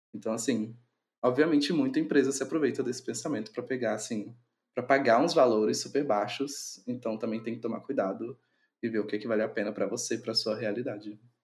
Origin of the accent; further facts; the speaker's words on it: Minas Gerais, Brazil; eu sou natural de Minas Gerais